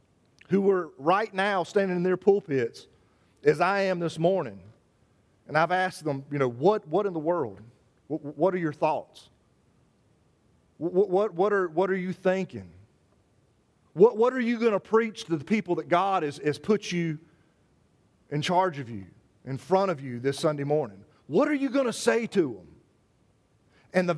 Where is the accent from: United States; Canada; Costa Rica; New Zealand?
United States; also born or lived in Savannah, Georgia; I am an American